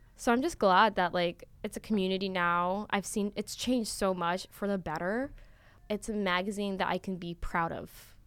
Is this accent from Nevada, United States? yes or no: yes; Las Vegas, Nevada, United States; moved away as an adult; I'm originally from Las Vegas, Nevada, which is really far